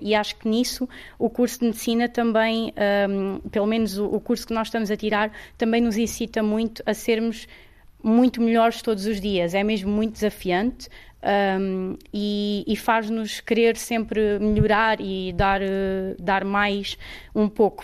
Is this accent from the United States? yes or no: no; Olhão, Algarve, Portugal; eu sou algarvia e eu sempre eh, fui, fui sou uma acérrima defensora da minha região